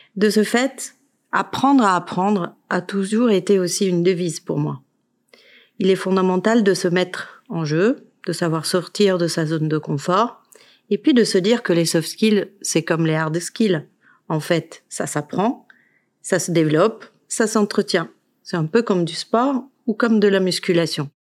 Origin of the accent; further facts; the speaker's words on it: Italy; now in France; Je suis italienne